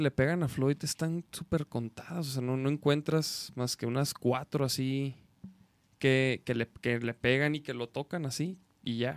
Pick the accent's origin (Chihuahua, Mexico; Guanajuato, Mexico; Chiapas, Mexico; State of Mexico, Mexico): Chihuahua, Mexico; Soy de Chihuahua, Chihuahua.